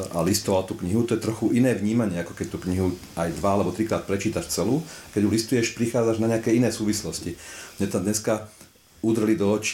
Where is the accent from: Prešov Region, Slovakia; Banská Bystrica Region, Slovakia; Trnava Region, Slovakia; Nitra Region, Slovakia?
Trnava Region, Slovakia; Trnava; tak sa hovorí u nás v Trnave